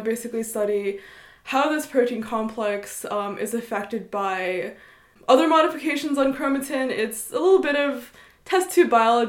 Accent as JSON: {"language": "English", "town": "Ithaca", "region": "New York", "country": "United States", "tie": "born or raised there", "moved": "as an adult", "lives_now": "Princeton, United States", "said": "I grew up in Ithaca."}